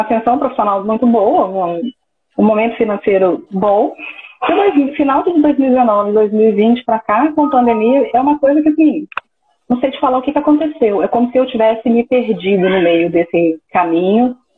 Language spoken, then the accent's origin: Portuguese; Minas Gerais, Brazil; eu sou de Patinga, no interior de Minas Gerais, ficou a mais ou menos 220 quilômetros de BH.